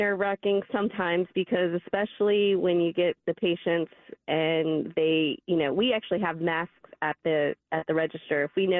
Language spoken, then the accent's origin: English; Colerain, Ohio, United States; I'm from the Coleraine area.